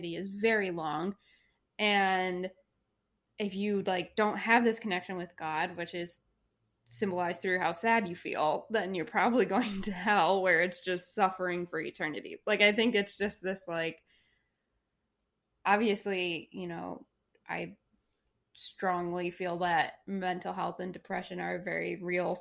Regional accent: Oakbrook, Michigan, United States; we grew up in Oakbrook

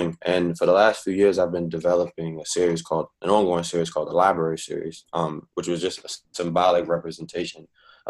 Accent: Washington, District of Columbia, United States; moved away as an adult; also born or lived in Chicago / Virginia; I'm Washingtonian, you know, born and raised, fifth generation is deep. But haven't lived in D.C. in a while, actually.

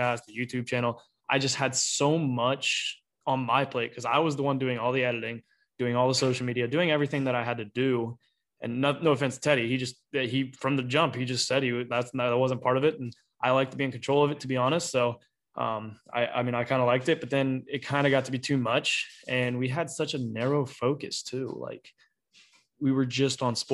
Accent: Petoskey, Ohio, United States; I grew up in Petoskey, Ohio and spent my whole life there

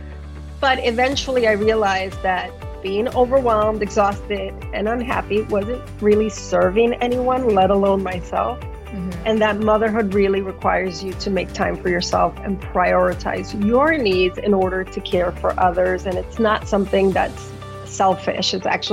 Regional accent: New York City, New York, United States; I'm raising bilingual and multicultural in my hometown of New York City. I'm also a first generation immigrant

